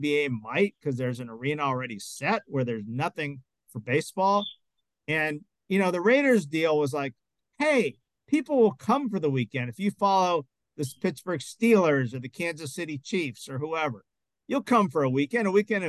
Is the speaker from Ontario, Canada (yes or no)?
no; Montreal, Quebec, Canada; I'm from Montreal